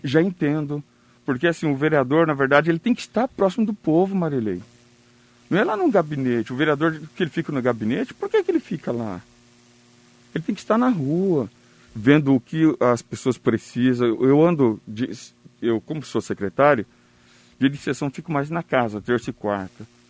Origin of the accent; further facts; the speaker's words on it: South Region, Brazil; Eu sou do sul, interiorzão